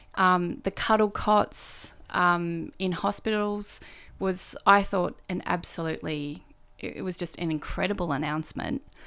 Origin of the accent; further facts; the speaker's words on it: Kingscliff, New South Wales, Australia; moved away as an adult; also born or lived in Brisbane / Canberra; now in Melbourne, Australia; I grew up in Kingscliff. Kingscliff is a town in northern New South Wales